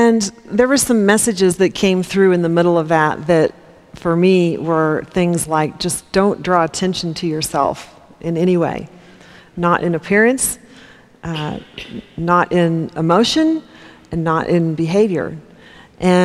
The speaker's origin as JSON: {"language": "English", "town": "Topeka", "region": "Kansas", "country": "United States", "tie": "born or raised there", "said": "I grew up in Topeka, Kansas in the 60s and 70s"}